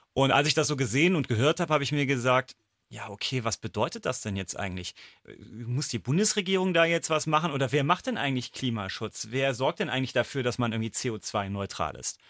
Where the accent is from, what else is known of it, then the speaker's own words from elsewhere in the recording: Saarland, Germany; bei uns im Saarland